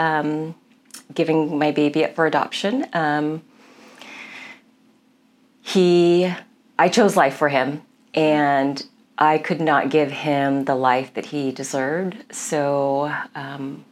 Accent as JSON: {"language": "English", "town": "Milpitas", "region": "California", "country": "United States", "tie": "born or raised there", "also_born_or_lived": "Daly City, California", "said": "I grew up in Milpitas, which was a very small town."}